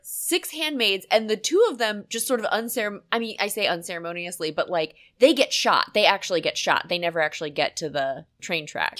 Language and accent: English; Pennsylvania, United States; I grew up in God's country. You know, Pennsylvania is like a big dairy state